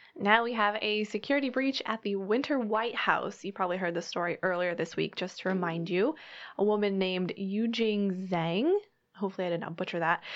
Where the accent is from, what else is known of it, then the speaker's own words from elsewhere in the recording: Colorado, United States; moved away as an adult; now in Florida, United States; I grew up in Colorado, so very landlocked.